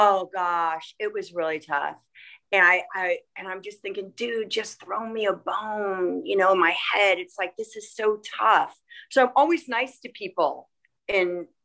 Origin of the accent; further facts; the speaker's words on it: Los Angeles, California, United States; also born or lived in Chicago, Illinois; I was raised